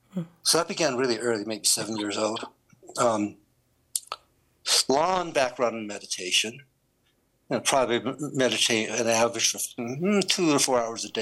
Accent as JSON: {"language": "English", "country": "China", "tie": "born or raised there", "moved": "yes", "lives_now": "Colorado, United States", "said": "I was born in China."}